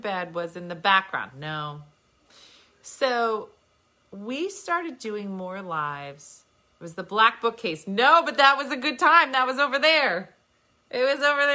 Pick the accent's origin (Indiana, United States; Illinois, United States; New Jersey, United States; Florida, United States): New Jersey, United States; we're from Jersey